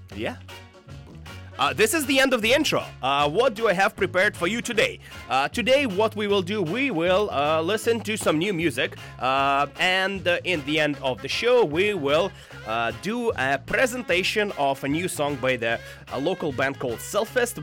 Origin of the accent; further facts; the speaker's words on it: Russia; now in Vancouver, Canada; I come from Russia, and I am an immigrant punk